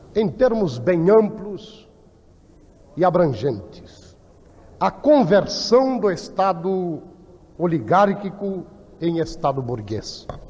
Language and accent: Portuguese; Rio Grande do Sul, Brazil; da minha região, do Rio Grande